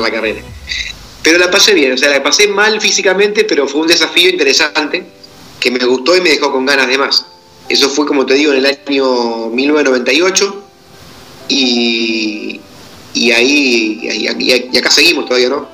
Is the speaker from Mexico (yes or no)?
no; Argentina; yo soy del interior de Argentina, de un pueblo muy pequeño, de una población rural, de campo, de apenas 1.800, 2.000 habitantes